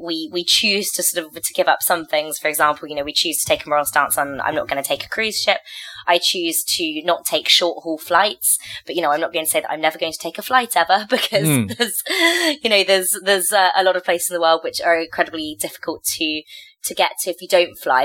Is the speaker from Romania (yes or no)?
no; Cornwall, South West England, United Kingdom; now in Lyon, France; When I was little, growing up in Cornwall